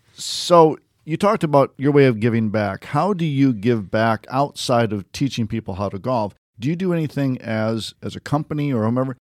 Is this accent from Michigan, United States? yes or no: yes; Michigan, United States; Yeah, my family's from, I'm originally from Michigan. My family's up there.